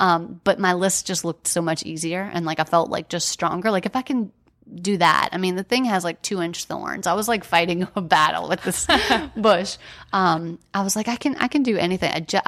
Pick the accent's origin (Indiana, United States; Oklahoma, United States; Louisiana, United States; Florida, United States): Louisiana, United States; New Orleans; And, you know, we're from New Orleans. So we kind of uprooted our lives, our careers, everything to be there and get him well.